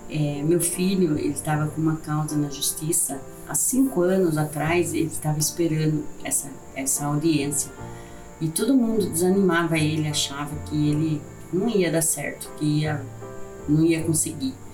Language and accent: Portuguese; Sorocaba, São Paulo, Brazil; sou de Sorocaba, São Paulo.